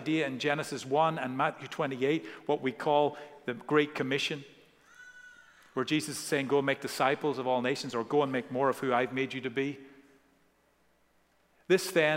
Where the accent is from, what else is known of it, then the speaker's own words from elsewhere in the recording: Ireland; growing up in Ireland